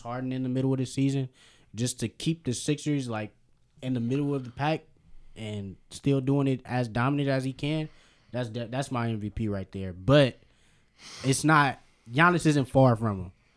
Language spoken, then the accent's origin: English; Berkeley, California, United States; I'm from Berkeley, California